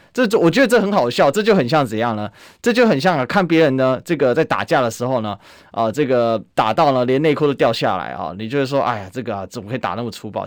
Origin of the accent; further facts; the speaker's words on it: Taiwan; 我们台湾人可以欣然地接受